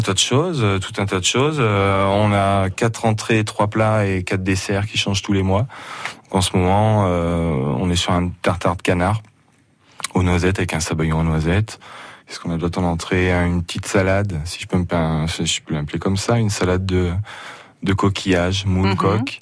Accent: Auvergne-Rhône-Alpes, France; je suis auvergnat

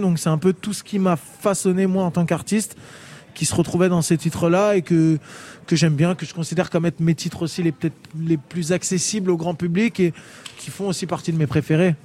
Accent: France; on a grandi en France

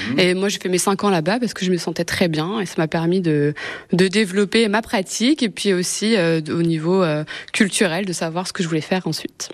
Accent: Seine-Saint-Denis, Île-de-France, France; now in Le Mans, France; je viens de Seine-Saint-Denis.

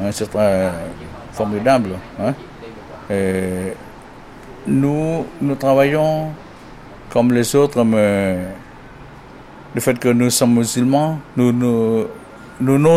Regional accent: Kampong Cham, Cambodia; mon village natal, qui s'appelle Coco, hein, dans la province de Compontiam, dans le district de Compontium

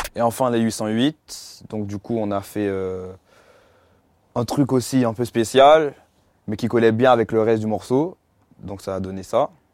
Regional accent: Étampes, Île-de-France, France; also born or lived in Martinique; Je prends des cours dans un conservatoire de musique dans ma ville à Étampes.

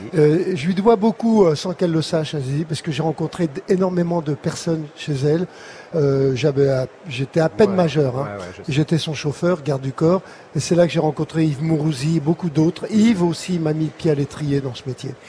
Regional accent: Paris, Île-de-France, France; Depuis ma naissance, quasiment. Je suis né, je suis né à Montmartre

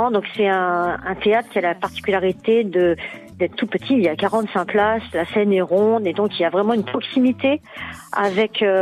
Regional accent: Paris, Île-de-France, France; oui, de Paris.

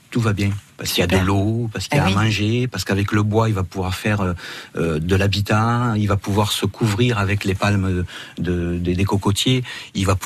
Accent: Pia, Occitania, France; Par rapport à mon accent, moi, je suis d'ici.

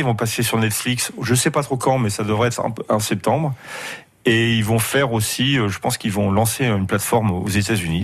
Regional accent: Grenoble, Auvergne-Rhône-Alpes, France; en tant que Grenoblois

